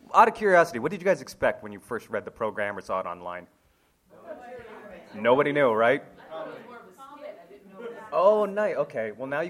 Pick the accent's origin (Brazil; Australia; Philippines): Philippines; And as a Filipino guy, I gotta sing.